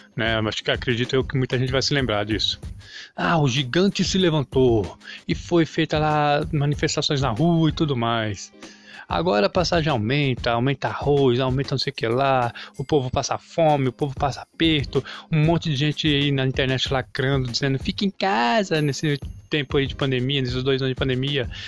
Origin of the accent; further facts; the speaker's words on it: Brazil; eu sou brasileiro